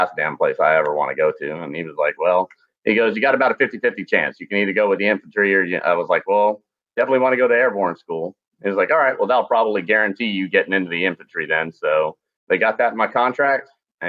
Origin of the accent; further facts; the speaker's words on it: Glasgow, Scotland, United Kingdom; born there; moved away; I was born in Glasgow, Scotland, moved all around the world before I came over here.